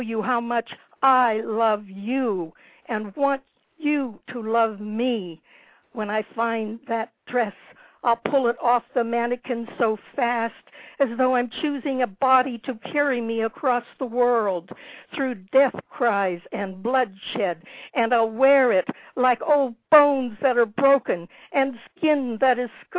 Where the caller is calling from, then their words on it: Desert Hot Springs, California, United States; From Desert Hot Springs in the Coachella Valley.